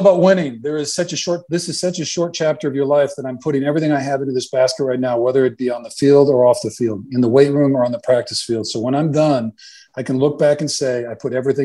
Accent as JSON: {"language": "English", "town": "Cedar Falls", "region": "Iowa", "country": "United States", "tie": "born or raised there", "moved": "yes", "said": "my house where I grew up in Cedar Falls, Iowa"}